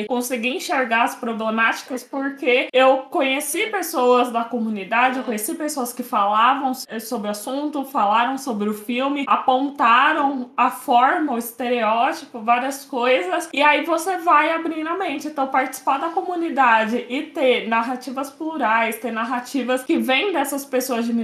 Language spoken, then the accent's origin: Portuguese; São Paulo, Brazil; eu sou de São Paulo